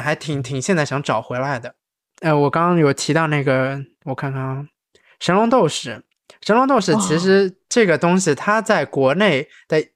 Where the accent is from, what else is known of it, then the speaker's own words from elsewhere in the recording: Shanghai, China; moved away; 这个土生土长上海人